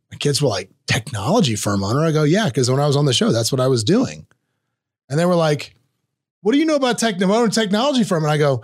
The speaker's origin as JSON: {"language": "English", "region": "Florida", "country": "United States", "accent": "North Florida Southern", "said": "number one, my Southern accent they thought was hilarious. Because I had a very pronounced North Florida Southern accent when I was on that show."}